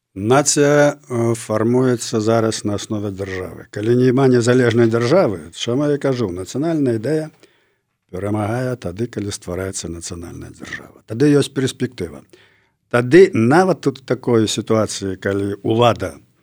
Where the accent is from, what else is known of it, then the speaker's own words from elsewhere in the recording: Belarus; мы беларусы